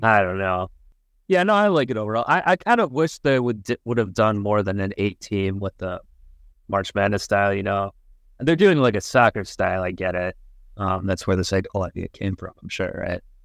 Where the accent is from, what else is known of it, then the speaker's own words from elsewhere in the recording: Ohio, United States; I'm from Ohio